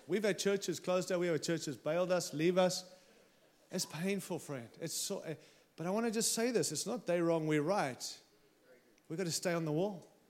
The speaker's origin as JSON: {"language": "English", "country": "Australia", "moved": "yes", "lives_now": "United States", "said": "I arrived here with my Aussie passport and I came in as an Aussie"}